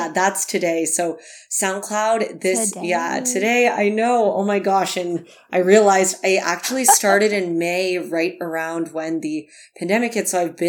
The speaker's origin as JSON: {"language": "English", "region": "California", "country": "United States", "tie": "born or raised there", "said": "I realized that so many of the things I learned growing up in the Bay Area at school at Cornell were just very, you know, US focused."}